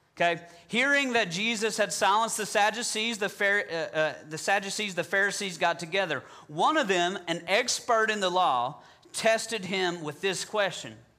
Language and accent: English; Southern, United States; accent: Southern; my Southern accent